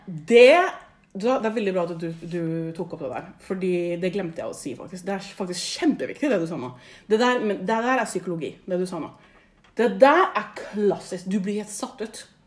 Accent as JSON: {"language": "Norwegian", "region": "Oslo", "country": "Norway", "tie": "born or raised there", "said": "født og oppvokst i Oslo, vokst opp på liksom, den mest multikulturelle"}